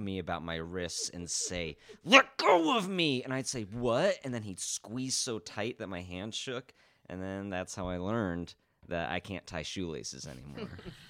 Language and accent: English; Indiana, United States; I grew up in Indiana.